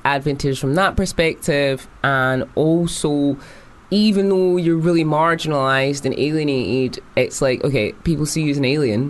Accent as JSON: {"language": "English", "town": "Edinburgh", "region": "Scotland", "country": "United Kingdom", "tie": "born or raised there", "accent": "Scottish", "moved": "yes", "said": "I actually grew up in the west side of Edinburgh."}